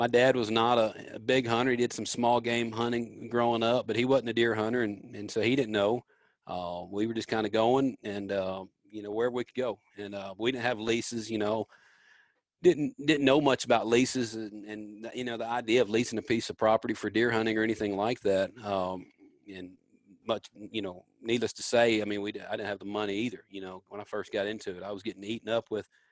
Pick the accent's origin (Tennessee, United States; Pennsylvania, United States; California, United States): Tennessee, United States; Memphis; born or raised there